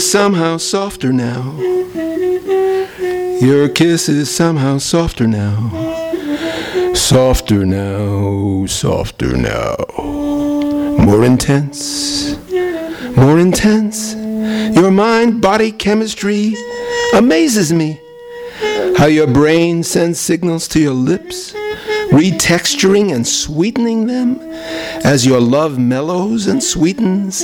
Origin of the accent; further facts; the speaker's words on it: Brooklyn, New York, United States; also born or lived in San Diego; now in Los Angeles, United States; I'm from Brooklyn, but I moved to L.A.